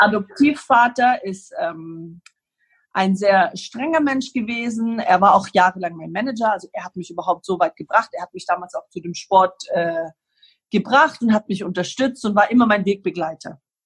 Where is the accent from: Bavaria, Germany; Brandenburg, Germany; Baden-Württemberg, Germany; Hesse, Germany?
Baden-Württemberg, Germany; Ulm; born or raised there; also born or lived in Lebanon; now in Greece